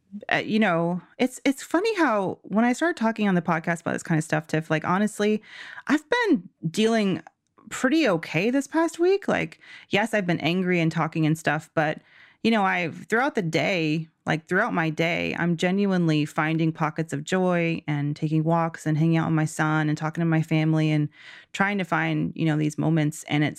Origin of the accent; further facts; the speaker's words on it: Georgia, United States; Georgia, amazing. I'm so proud of my home state.